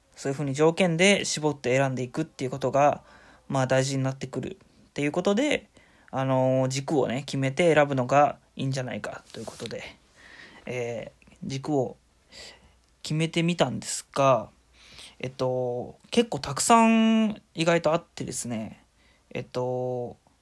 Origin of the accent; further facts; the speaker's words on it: Shizuoka, Japan; moved away as an adult; now in Oita, Japan; 静岡出身で、あのー、今大学が大分にある